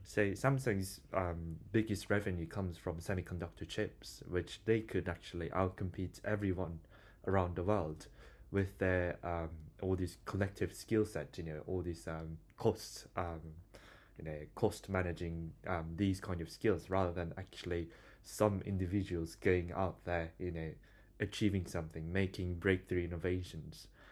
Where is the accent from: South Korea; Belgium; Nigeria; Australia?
South Korea; now in Bristol, United Kingdom; I'm from South Korea